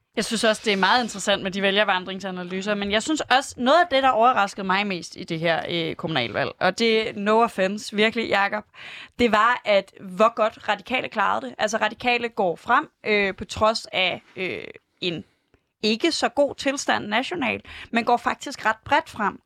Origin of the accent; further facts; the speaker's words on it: Aarhus, Central Denmark Region, Denmark; moved away as an adult; now in Copenhagen, Denmark; jeg er fra Aarhus